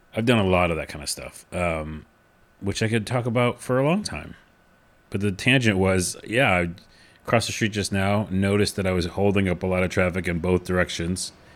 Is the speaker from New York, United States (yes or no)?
yes; New York City, New York, United States; moved away; also born or lived in West Coast; I'm from New York originally.